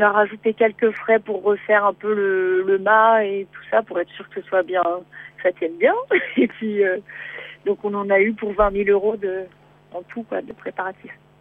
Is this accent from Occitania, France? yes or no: no; Beaujolais, Auvergne-Rhône-Alpes, France; moved away as an adult; also born or lived in Martinique; moi je suis du Beaujolais